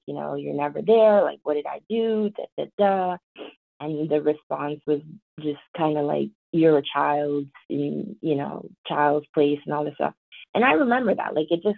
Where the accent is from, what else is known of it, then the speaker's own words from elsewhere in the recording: White Plains, New York, United States; accent: Valley girl; I talk very, Valley girl, because I grew up in White Plains, New York